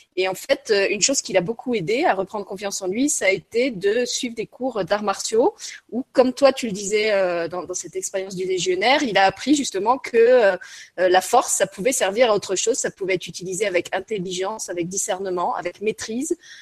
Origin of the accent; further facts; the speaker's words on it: Lorraine, Grand Est, France; je suis Lorraine et que je viens d'un pays, d'une région qui a été très très marquée par la guerre